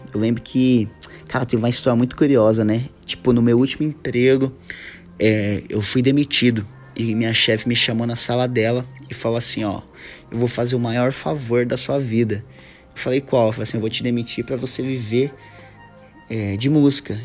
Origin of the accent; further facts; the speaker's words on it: São Paulo, Brazil; eu sou paulista